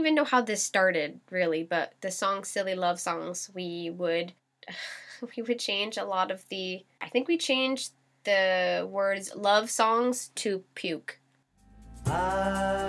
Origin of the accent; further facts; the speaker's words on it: Canada; I'm a Canadian Scorpio